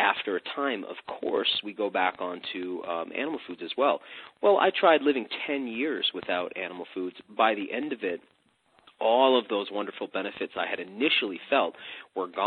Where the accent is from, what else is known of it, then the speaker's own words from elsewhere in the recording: United States; as an American, as an extremist, as a boy growing up at that time in American history